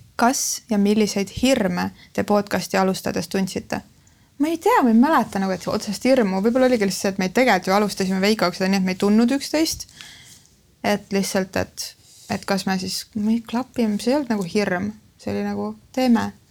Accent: Lääne-Viru County, Estonia; now in Tallinn, Estonia; ma olen äh, Lääne-Virumaalt pärit

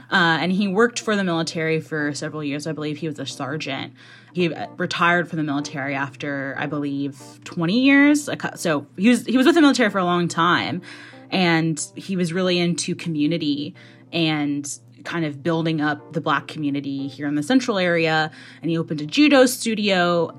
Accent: Seattle, Washington, United States; I grew up in the Seattle area

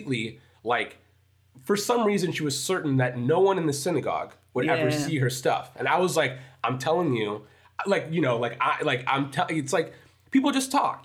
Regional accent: United States; I was born here

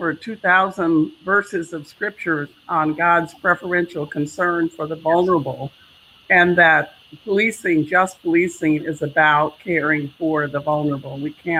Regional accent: Oakland, California, United States; I was from California, from Oakland

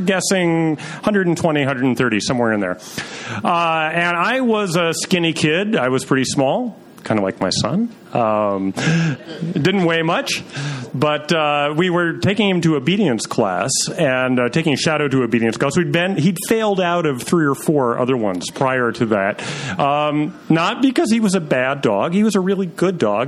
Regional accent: Troy, New York, United States; I was growing up in Troy, New York

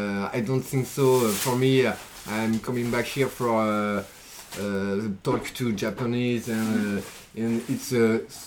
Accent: France; I'm a French designer and a tattoo artist.

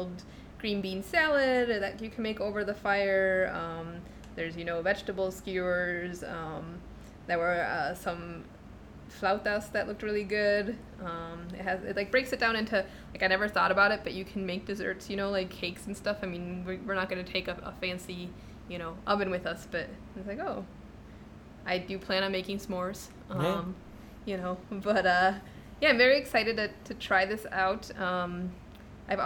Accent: Illinois, United States; also born or lived in Chicago; growing up in Illinois

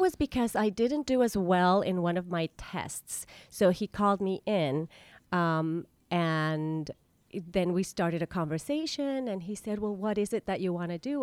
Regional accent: La Paz, Baja California Sur, Mexico; moved away as an adult; also born or lived in Vienna, Austria; now in United States; the very first ballet school opened up in my hometown

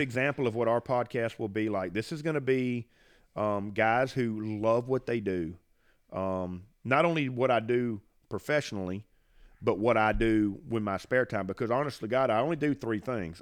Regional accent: Franklin County, Mississippi, United States; I grew up in Franklin County. Actually, I live in the house that I grew up in.

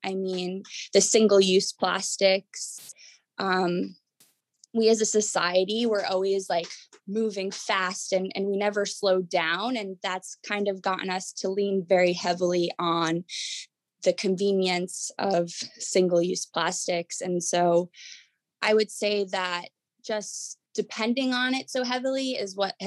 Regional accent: Jersey Shore, New Jersey, United States; I grew up on the Jersey Shore. I actually grew up clamming with my family.

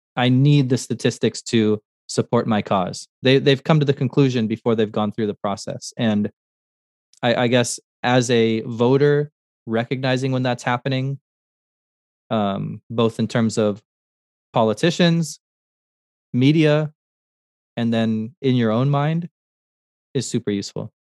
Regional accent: Montana, United States; I, I was born in Montana

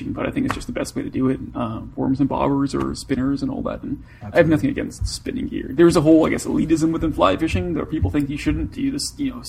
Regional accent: Toronto, Ontario, Canada; I'm from Toronto. Born and raised in Toronto.

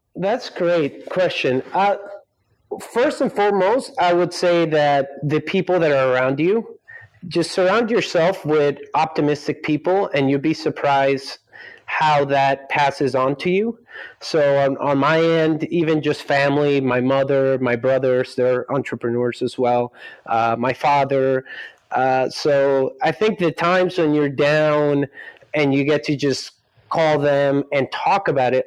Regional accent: Scarsdale, New York, United States; also born or lived in Colombia; now in Silicon Valley, United States; I was born in New York, raised in Colombia till I was about eight years old, came to the States because my father worked at the United Nations. So that's where I ended up growing up in uh, Westchester County in a, in a city called Scarsdale

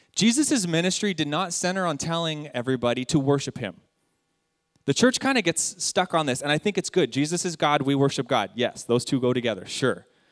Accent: San Jacinto, California, United States; I'm an American. I've lived in Southern California my entire life. I grew up in a ghetto town in the IE, San Jacinto, right next to Hemet.

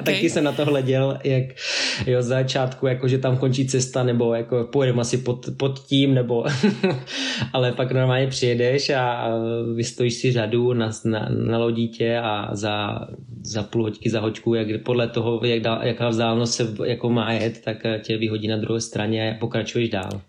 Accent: Czechia; now in Norway; jako takový klasický Čecháček, jo. Mám český značky a prostě jezdím tady.

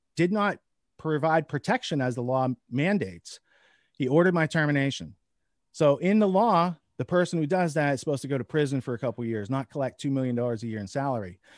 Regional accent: small Midwest town, United States; as an American, as a upright, honest citizen brought up in a small Midwest

